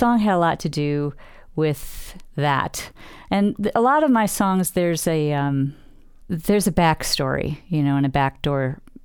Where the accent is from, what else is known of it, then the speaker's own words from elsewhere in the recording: Western New York, United States; moved away; the homestead that I grew up in back in Western New York